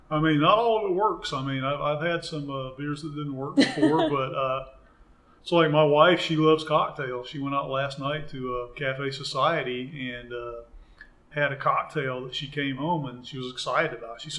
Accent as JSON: {"language": "English", "town": "Memphis", "region": "Tennessee", "country": "United States", "said": "you know, I am from Memphis. I want to go ahead and eat food that's sourced locally."}